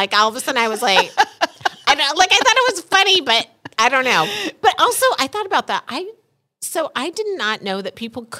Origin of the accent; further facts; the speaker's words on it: Midwest, United States; Like, Fargo. I'm from the Midwest.